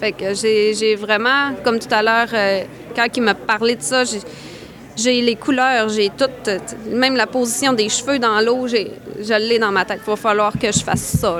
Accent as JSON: {"language": "French", "area": "Côte-Nord", "region": "Quebec", "country": "Canada", "tie": "born or raised there", "said": "je suis originaire de la Côte-Nord"}